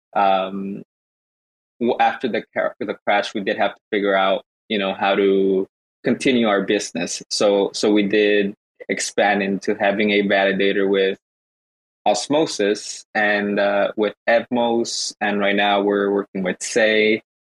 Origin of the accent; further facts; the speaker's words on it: Guatemala; now in Los Angeles, United States; I'm actually from Guatemala